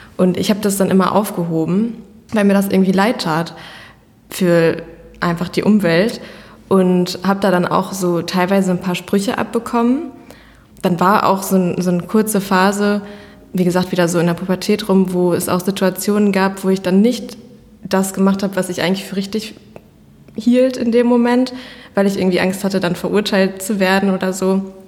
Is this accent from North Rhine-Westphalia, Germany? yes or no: yes; Iserlohn, North Rhine-Westphalia, Germany; also born or lived in Canada; bin halb Kanadierin und halb Deutsch. Mein Papa kommt hier aus Iserlohn und daher ist es natürlich für mich auch meine Heimat